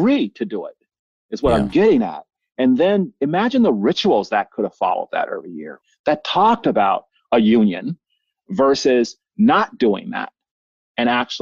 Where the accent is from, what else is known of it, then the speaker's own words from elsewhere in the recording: the South, United States; moved away; also born or lived in the West; I used to hate being from the South until I came West